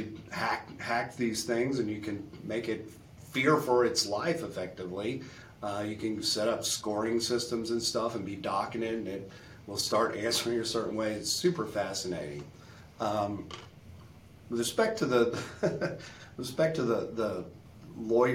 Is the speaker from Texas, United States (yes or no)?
yes; Beaumont, Texas, United States; my hometown of Beaumont, which is about 80 miles east of Houston